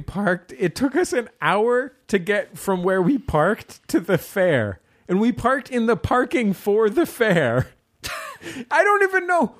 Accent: San Francisco, California, United States; growing up in the San Francisco Bay Area, not all that far from Antioch and the Caldecott Tunnel

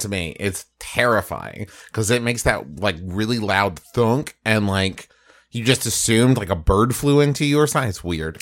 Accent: West Virginia, United States; moved away as an adult; also born or lived in Oklahoma; I grew up in West Virginia

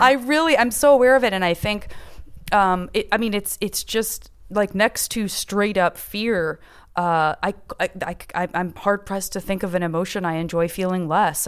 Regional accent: Tucson, Arizona, United States; I'm from Tucson, Arizona. You're not up close and personal to a ton of huge successes in any kind of like big times, big city sort of way. It's a very gentle city to grow up

